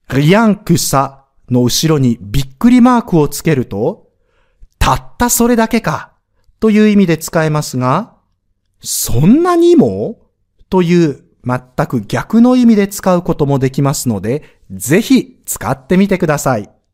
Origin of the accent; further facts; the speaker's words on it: Osaka, Japan; 僕は大阪人なのに